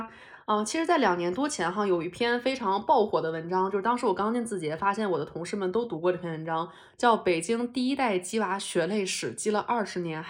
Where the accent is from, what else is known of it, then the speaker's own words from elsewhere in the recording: Beijing, China; 我们生在北京就可以直接享有最顶尖的教育资源。